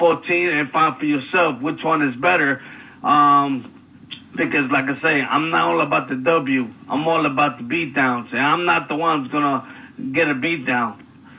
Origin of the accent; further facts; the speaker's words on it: New York City, New York, United States; also born or lived in Florida; now in Philadelphia, United States; I was born and raised in New York City in Brooklyn.